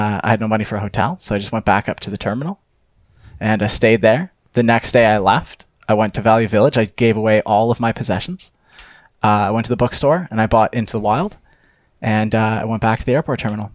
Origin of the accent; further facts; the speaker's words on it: Canada; I'm Canadian.